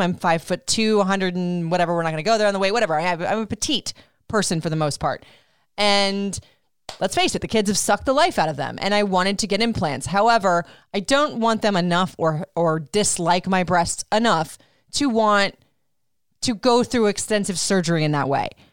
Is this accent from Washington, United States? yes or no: no; Florida, United States; also born or lived in Puerto Rico; I grew up in Florida